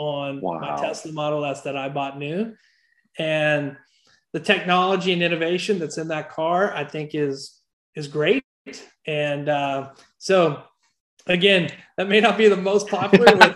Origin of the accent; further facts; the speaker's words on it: Oklahoma City, Oklahoma, United States; I grew up in Oklahoma City, right outside Oklahoma City.